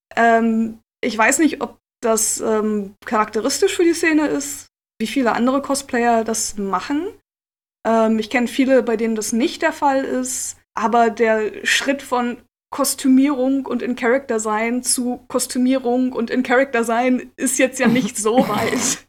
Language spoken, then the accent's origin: German; Lüneburg, Lower Saxony, Germany; ich komme ursprünglich aus Lüneburg, ah. ähm, in der Nähe von Hamburg. Okay. Und ähm, habe da ähm, und in und um Lüneburg meine Jugend verbracht.